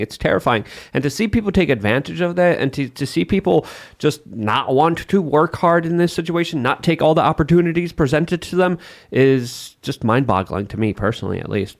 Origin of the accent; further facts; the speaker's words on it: Poland; moved away; growing up in Poland